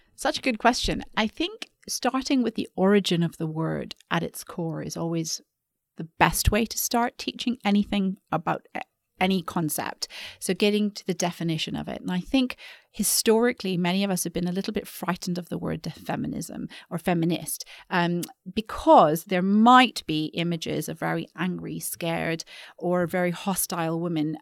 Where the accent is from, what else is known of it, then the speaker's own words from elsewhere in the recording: Vancouver, British Columbia, Canada; moved away as an adult; also born or lived in London / New York; now in Singapore; I grew up in Vancouver